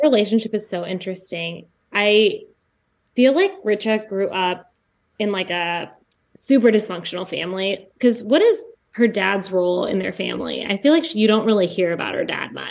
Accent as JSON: {"language": "English", "town": "Jefferson City", "region": "Missouri", "country": "United States", "tie": "born or raised there", "said": "I grew up in Jefferson City, Missouri, which has, like, no diversity"}